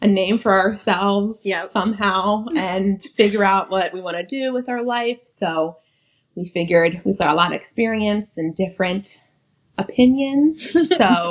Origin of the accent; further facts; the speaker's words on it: Philadelphia, Pennsylvania, United States; also born or lived in West Virginia; now in Orlando, United States; I'm originally from Philadelphia, but Raquel and I now live in Orlando